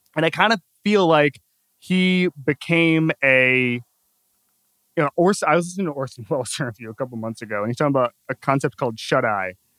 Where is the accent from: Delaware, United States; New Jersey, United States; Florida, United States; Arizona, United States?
Florida, United States; Orlando; I'm from Orlando